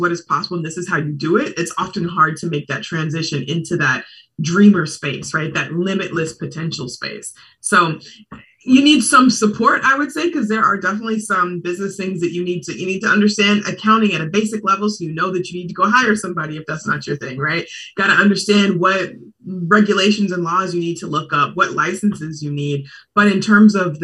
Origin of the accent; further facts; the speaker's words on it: Portland, Oregon, United States; moved away as an adult; now in Bay Area, United States; I was born and raised in Portland.